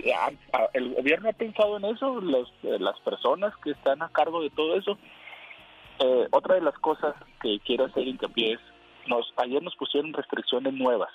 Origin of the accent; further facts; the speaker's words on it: Aguascalientes, Mexico; now in California, United States; Yo soy de Aguascalientes